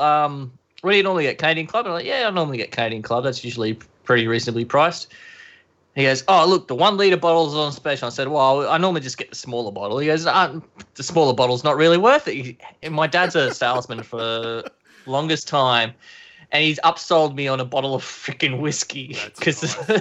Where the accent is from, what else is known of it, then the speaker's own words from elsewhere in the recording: Queensland, Australia; I'm from Queensland